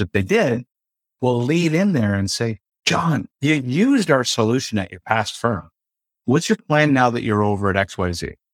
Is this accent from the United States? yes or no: no; Ontario, Canada; I'm from the Ontario region of Canada